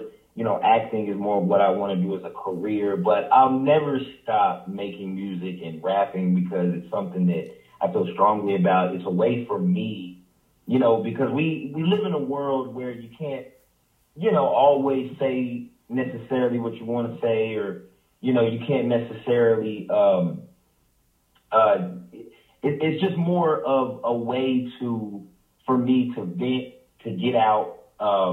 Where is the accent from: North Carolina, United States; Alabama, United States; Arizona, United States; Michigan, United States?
North Carolina, United States; Greensboro; growing up in Greensboro is more of a family environment